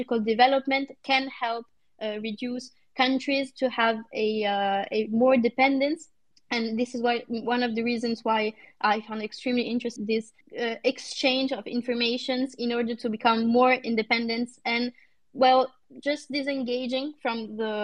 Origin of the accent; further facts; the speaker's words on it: Italy; Italy, my home country